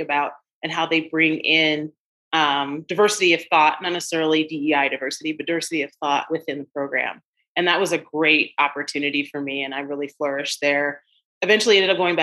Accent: Chicago, Illinois, United States; moved away; I'm a native Chicagoan, grew up in the South Side of Chicago.

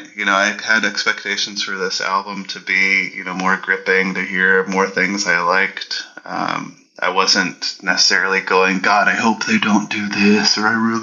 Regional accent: Canada; as a Canadian

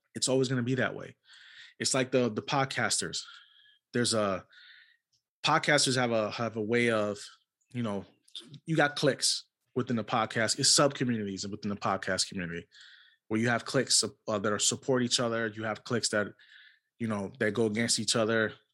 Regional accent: New York City, New York, United States; I was born and raised in New York City

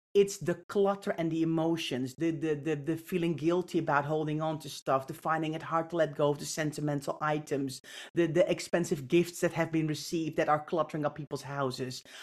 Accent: Netherlands; I grew up in the Netherlands.

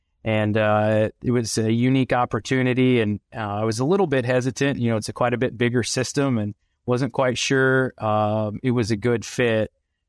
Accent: Kansas, United States; I grew up in South Central Kansas, just south of Wichita, the grandson of a veterinarian who started one of the first feedlots in Kansas, and was really raised more with a cattle background.

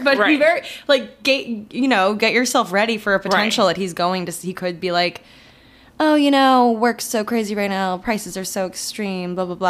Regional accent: Maryland, United States; now in New York City, United States; Yeah, but I'm from Maryland

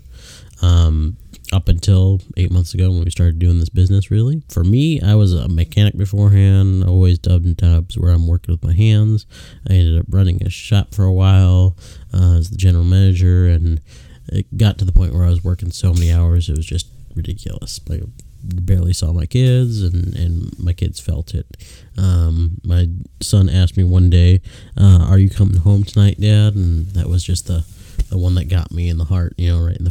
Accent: Chicago, Illinois, United States; now in Statesville, United States; born and raised in Illinois, from just north side of Chicago

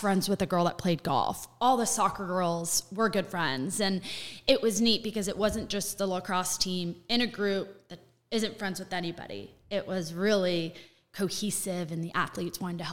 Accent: Orlando, Florida, United States; moved away as an adult; also born or lived in Detroit, Michigan; I'm actually from Orlando, Florida, cul-de-sacs and chain restaurants

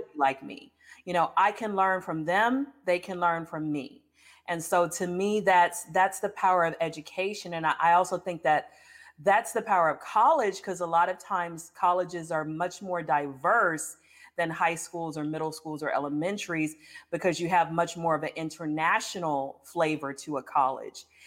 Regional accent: United States; moved away; also born or lived in Baton Rouge, Louisiana / Houston, Texas; I grew up between Baton Rouge and Houston. I went back to Baton Rouge every summer till I went to college, so I was born in Baton Rouge

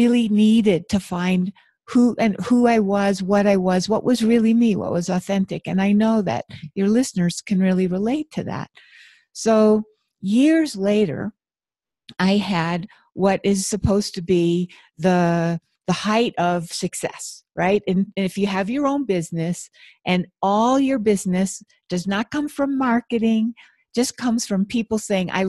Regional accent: Buffalo, New York, United States; I grew up in Buffalo, New York, where there's tons of snow.

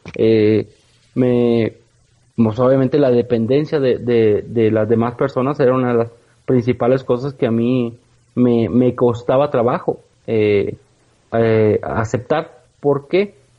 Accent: Villaldama, Nuevo León, Mexico; criado en el rancho, como decimos, en, la ciudad de Villaldama, Nuevo León

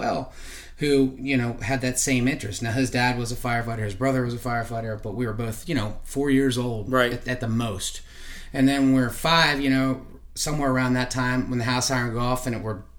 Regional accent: Lancaster, Pennsylvania, United States; I grew up in Lancaster, Pennsylvania.

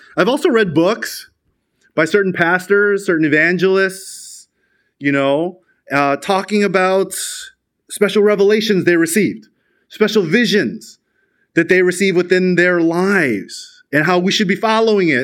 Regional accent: Chicago, Illinois, United States; in America, where I'm from. I'm from Chicago.

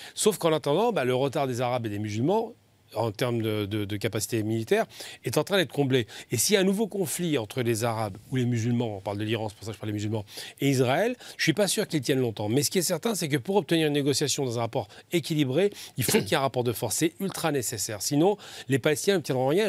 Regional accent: Algeria

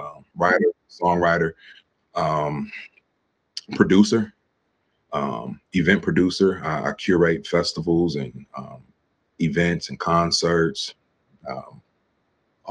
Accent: Cleveland, Ohio, United States; moved away as an adult; now in Pittsburgh, United States; I recently relocated to Pittsburgh. I'm from Cleveland

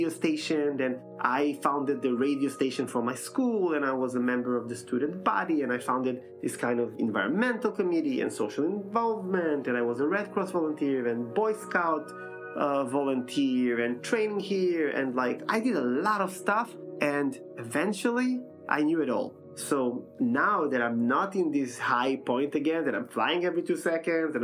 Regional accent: Israel; moved away as an adult; now in Vienna, Austria; I'm coming from Israel

